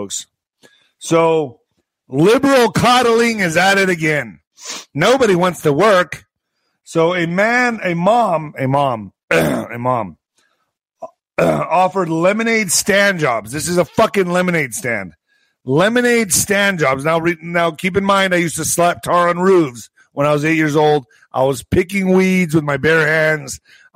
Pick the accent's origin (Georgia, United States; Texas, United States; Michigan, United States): Texas, United States; El Paso; also born or lived in Ciudad Juárez, Chihuahua, Mexico; I grew up on both sides of the border. I grew up in El Paso and in Juarez, going back and forth my whole life.